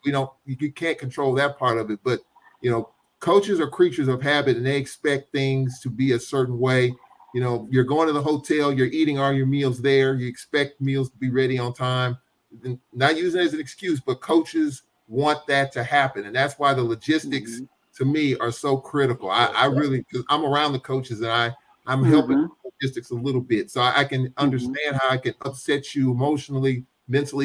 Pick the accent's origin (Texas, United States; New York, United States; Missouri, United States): Missouri, United States; St. Louis; St. Louis, my hometown